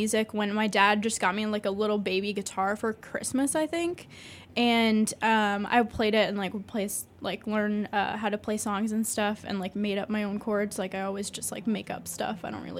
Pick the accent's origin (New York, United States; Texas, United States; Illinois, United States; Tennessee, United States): Illinois, United States; Champaign; I am from Champaign. Oh yeah, Champaign. And yeah, I was born and raised there